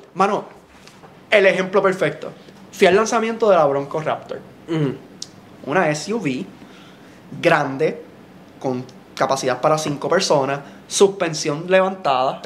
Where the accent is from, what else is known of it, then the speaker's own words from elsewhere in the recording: Juana Díaz, Puerto Rico; Yo soy de Juana Díaz